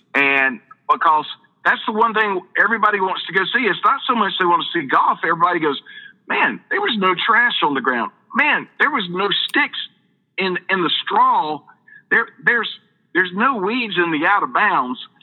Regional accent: Perry, Georgia, United States; I'm from Perry, Georgia

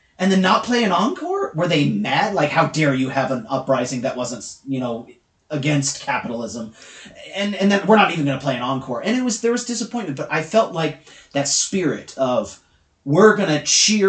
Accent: United States; as an American

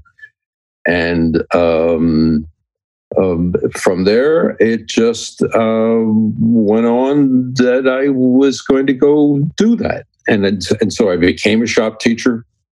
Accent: Berlin, New Jersey, United States; a guy that grew up in South Jersey. Now, that's not New Jersey. It's called South Jersey. And a little town called Berlin that was somewhere between the Atlantic City and Philadelphia area

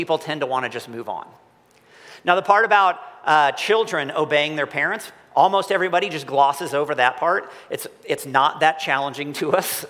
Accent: Missouri, United States; I'm from Missouri

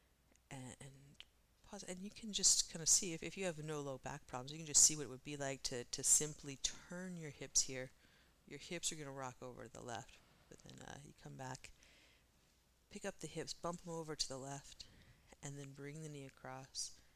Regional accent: East Coast, United States; growing up on the East Coast

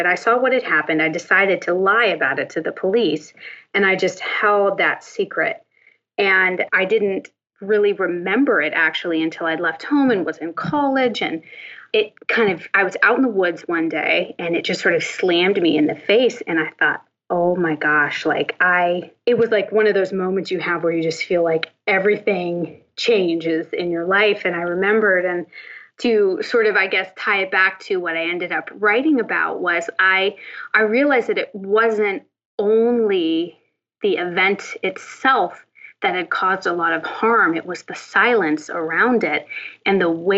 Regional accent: Northern Appalachia, United States; I grew up in Northern Appalachia

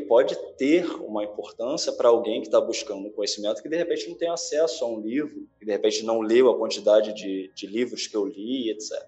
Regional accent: Brazil; a gente tem muita facilidade sendo brasileiro

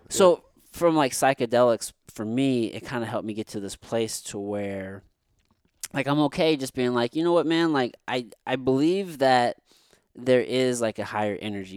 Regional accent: Missouri, United States; I grew up here in Missouri

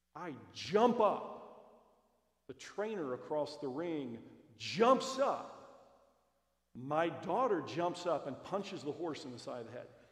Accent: Roanoke, Virginia, United States; my wife and I both grew up in Roanoke. I'm one of five, she's one of five. Our hometown

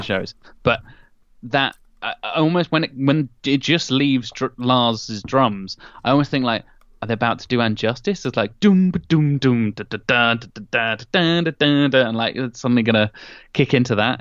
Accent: Norwich, East of England, United Kingdom; my hometown of norwich

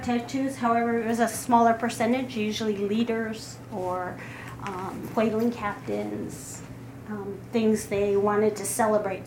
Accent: Kotzebue, Alaska, United States; moved away; I'm originally from Kotzebue, Alaska.

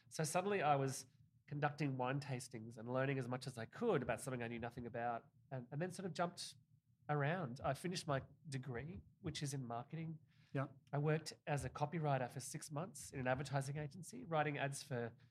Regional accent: Tasmania, Australia; also born or lived in Victoria; I moved all over Australia. I grew up in Tasmania, which is the bottom state of Australia, very much like the Vermont of Australia, but but like uh, an island.

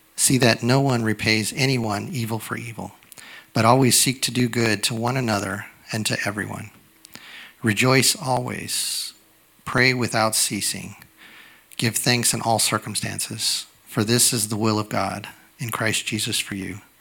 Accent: United States; I'm a young American

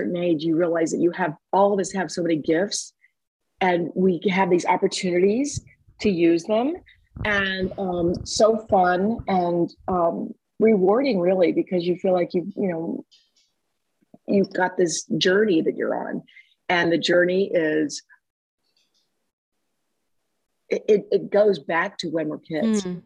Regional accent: Dayton, Ohio, United States; I was born and raised in Dayton, Ohio

